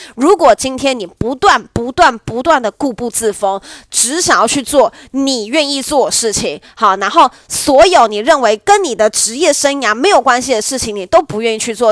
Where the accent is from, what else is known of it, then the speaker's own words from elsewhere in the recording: Nantou County, Taiwan; 我的家乡南投